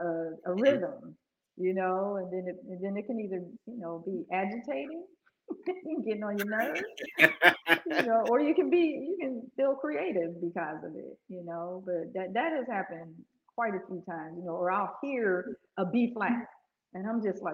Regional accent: Pittsburgh, Pennsylvania, United States; also born or lived in Aliquippa, Pennsylvania; I'm from Pittsburgh originally, Pennsylvania

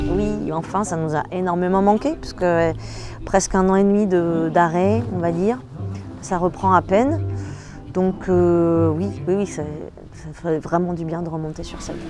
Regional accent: Réunion; de chez moi, parce que je suis réunionnaise, je viens de l'île de la Réunion

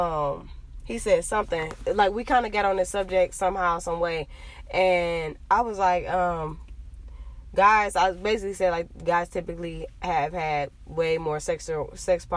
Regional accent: Cleveland, Ohio, United States; I'm from Cleveland, Ohio

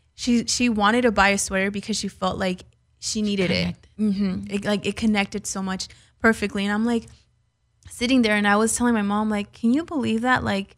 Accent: California, United States; But I was born and raised in the Valley.

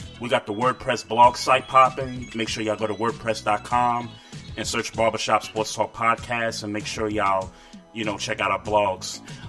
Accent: New York City, New York, United States; also born or lived in Queens; growing up in Brooklyn, you know, lived in Queens for a little bit

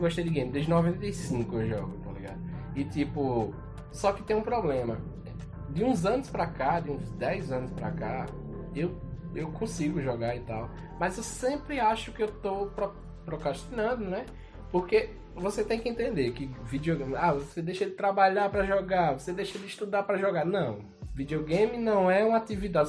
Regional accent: Esperança, Brazil; eu sou nascido aqui em Esperança

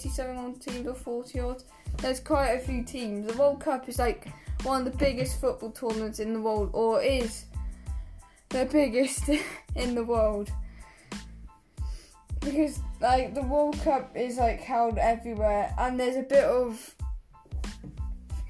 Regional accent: England, United Kingdom; now in Wales, United Kingdom; I live in Wales, but I am English

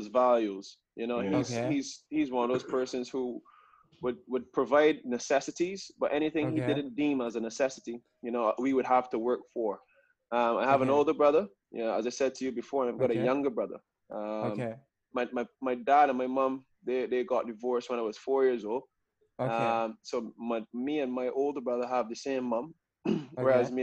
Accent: Bridgetown, Saint Michael, Barbados; born and bred in Barbados, Bridgetown, Barbados

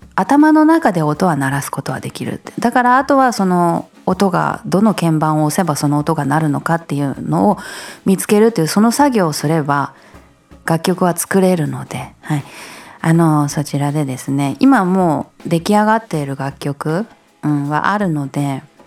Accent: Japan; 私はこの日本に生まれてよかった

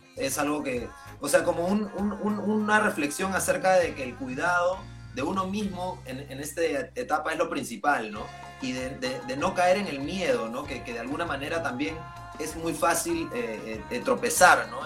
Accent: Lima, Peru; los demás somos acá limeños

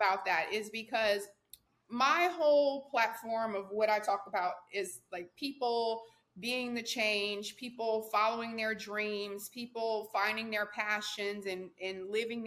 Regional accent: Louisiana, United States; I'm from Louisiana. Hmm. When I was growing up, the drinking age was 18

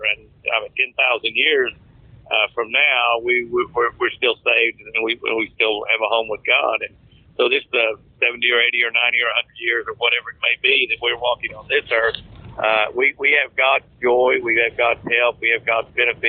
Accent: Moore, Oklahoma, United States; I grew up in Moore, Oklahoma, a tornado capital of the world.

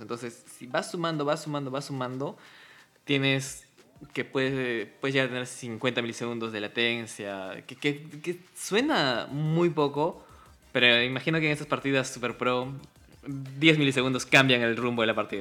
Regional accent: Cusco, Peru; somos cusqueños

